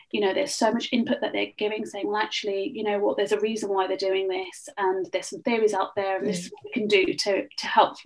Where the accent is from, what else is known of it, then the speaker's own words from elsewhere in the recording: Birmingham, West Midlands, United Kingdom; moved away as an adult; also born or lived in Loughborough; now in London, United Kingdom; I'm originally not from London, so there is a slight accent there. I'm from the Midlands.